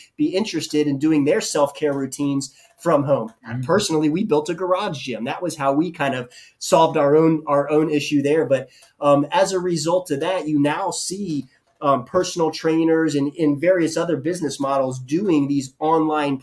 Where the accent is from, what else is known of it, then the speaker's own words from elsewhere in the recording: Jacksonville, Florida, United States; also born or lived in Pensacola / Boston / Atlanta; I grew up and was born and raised in Jacksonville